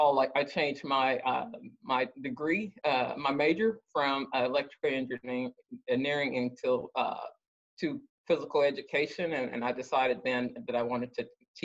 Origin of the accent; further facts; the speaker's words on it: Dallas, Texas, United States; I'm from Dallas, Texas